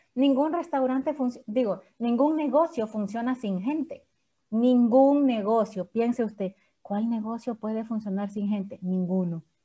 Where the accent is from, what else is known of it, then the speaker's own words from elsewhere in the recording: San Salvador, El Salvador; yo soy de San Salvador, pero todo el mundo cree que yo soy de Santa Ana